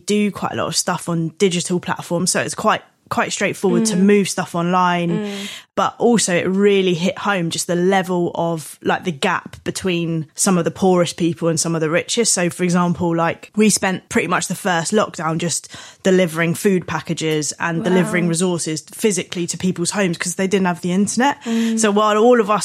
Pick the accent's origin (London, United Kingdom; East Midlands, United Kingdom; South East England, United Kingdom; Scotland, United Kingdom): South East England, United Kingdom; Thanet; my experience of growing up in Thanet is probably quite different